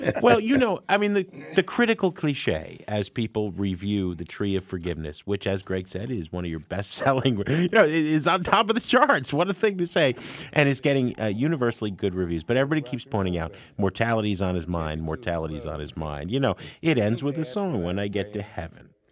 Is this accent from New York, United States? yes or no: no; New Jersey, United States; where I grew up in Jersey.